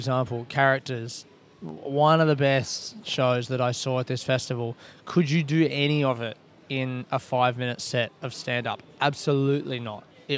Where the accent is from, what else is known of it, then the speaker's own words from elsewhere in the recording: Australia; I'm from Australia.